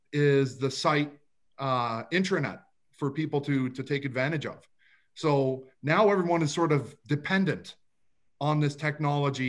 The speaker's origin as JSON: {"language": "English", "town": "Toronto", "region": "Ontario", "country": "Canada", "tie": "born or raised there", "said": "I grew up in a suburb of Toronto. It's called Rexdale"}